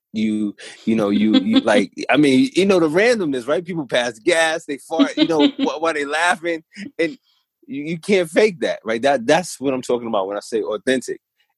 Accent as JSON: {"language": "English", "town": "New York City", "region": "New York", "country": "United States", "tie": "born or raised there", "said": "I'm from New York City"}